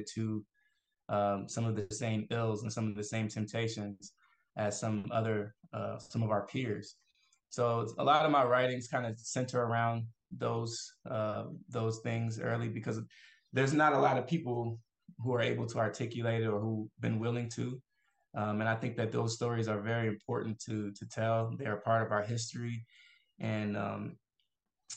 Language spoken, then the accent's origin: English; Atlanta, Georgia, United States; also born or lived in Fort Worth, Texas / Abiquiu, New Mexico; when I was about 9 or 10, my family moved to Atlanta, and we grew up in the Imam Jamil Alameen's community